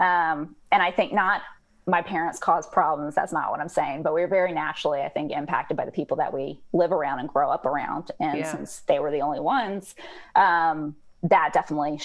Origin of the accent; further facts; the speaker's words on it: Georgia, United States; I'm born and raised in Georgia, which makes me a sort of a unicorn, an anomaly down here